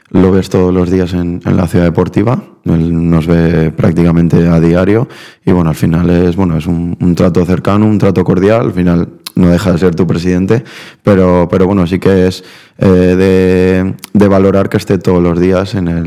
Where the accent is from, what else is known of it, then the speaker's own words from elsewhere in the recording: Argentina; venimos de Argentina y, en eso sí que, sí que me, les doy las gracias, al final me siento argentino.